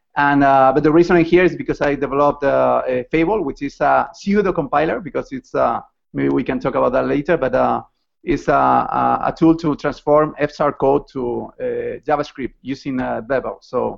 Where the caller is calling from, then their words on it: Madrid, Community of Madrid, Spain; So hello. Yeah, it's I'm talking from Madrid, and I'm working at mybazinga.com.